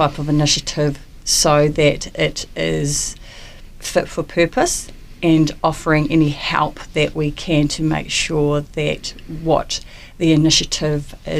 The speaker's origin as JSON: {"language": "English", "town": "Invercargill", "region": "Southland", "country": "New Zealand", "tie": "born or raised there", "moved": "as an adult", "lives_now": "Wellington, New Zealand", "said": "I'm originally from Invercargill, born and bred Invercargill"}